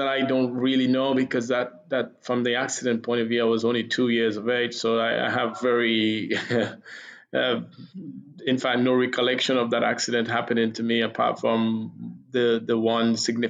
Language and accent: English; Trinidad & Tobago; born or raised there; moved away; also born or lived in England